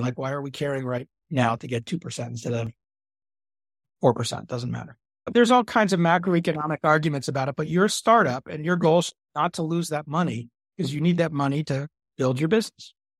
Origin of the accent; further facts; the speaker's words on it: Dallas, Texas, United States; I grew up in Dallas, Texas